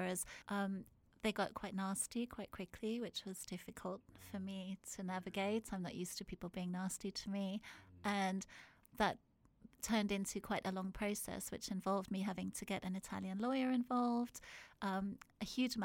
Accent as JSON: {"language": "English", "country": "South Africa", "tie": "born or raised there", "moved": "as an adult", "said": "I grew up in South Africa. I was born there and I lived there until I was 19 years old"}